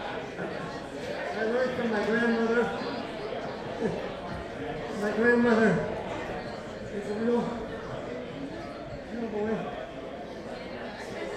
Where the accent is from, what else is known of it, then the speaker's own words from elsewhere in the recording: Portland, Oregon, United States; I come from Portland, Oregon. I'm a local yokel.